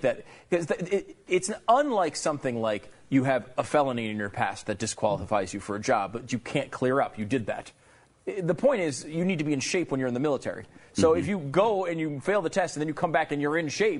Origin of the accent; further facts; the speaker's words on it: Canada; I mean, first of all, I'm a Canadian sports celebrity.